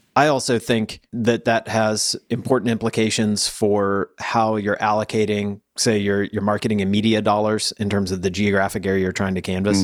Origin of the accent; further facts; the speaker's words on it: the South, United States; I'm from the South.